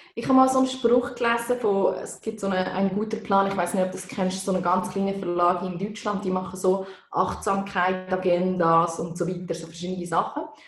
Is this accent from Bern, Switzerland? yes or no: yes; Bern, Switzerland; now in Canton of Zurich, Switzerland; Ich bin Waldzürcherin, wie man gehört. Ich wohne seit 15 Jahren da, aber bin eigentlich aus dem Kanton Bern